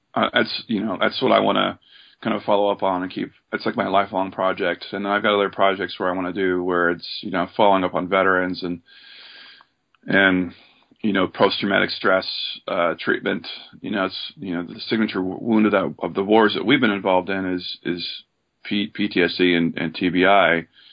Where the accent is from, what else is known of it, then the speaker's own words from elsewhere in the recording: Oregon, United States; moved away as an adult; also born or lived in Seattle; I grew up in Oregon